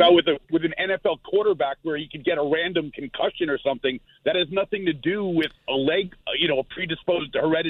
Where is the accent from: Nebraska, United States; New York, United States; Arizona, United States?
New York, United States; now in Jacksonville, United States; Yeah, people actually live here. Unfortunately, I'm one of them. I'm a New Yorker, though.